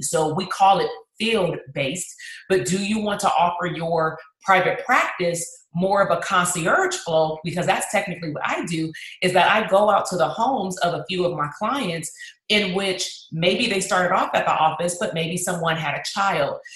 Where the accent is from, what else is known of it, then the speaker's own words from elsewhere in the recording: Compton, California, United States; my hometown that's compton